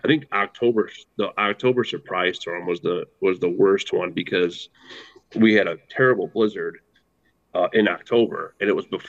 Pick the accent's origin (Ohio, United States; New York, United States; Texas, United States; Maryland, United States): New York, United States; Buffalo; moved away as an adult; now in Hudson Valley, United States; Born and raised in Buffalo, New York.